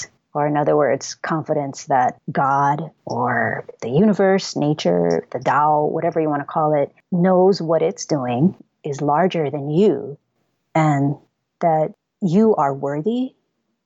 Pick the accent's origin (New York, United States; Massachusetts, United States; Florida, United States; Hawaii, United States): Hawaii, United States; I was born and raised in Hawaii